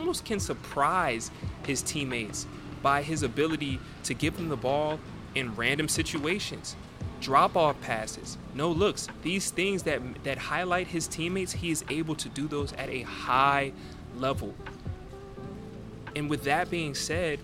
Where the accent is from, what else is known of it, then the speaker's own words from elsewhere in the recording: United States; I'm super American